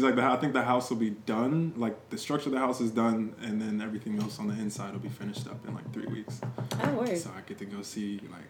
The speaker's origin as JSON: {"language": "English", "town": "Columbia", "region": "Maryland", "country": "United States", "tie": "born or raised there", "also_born_or_lived": "Wisconsin / Virginia / D.C. / Delaware", "said": "I was born in Wisconsin. I've lived in Virginia, D.C., Delaware, Maryland. I've lived in all of the DMVs and two Ds. But I am based in Maryland, raised in Columbia"}